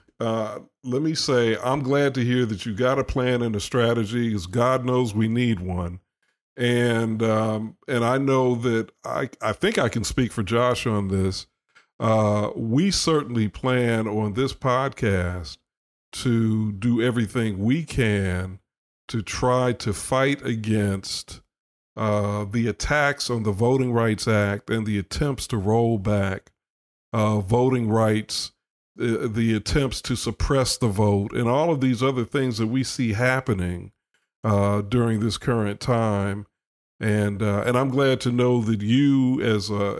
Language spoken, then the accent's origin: English; Chicago, Illinois, United States; moved away; I grew up in Chicago and had the privilege of reading Mr. Vernon Jarrett for years as a child in the Chicago Sun-Times